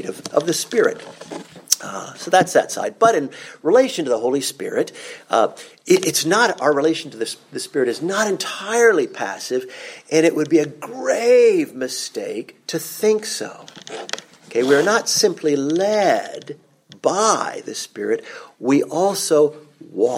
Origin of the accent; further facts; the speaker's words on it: Vienna, Austria; moved away; growing up in Vienna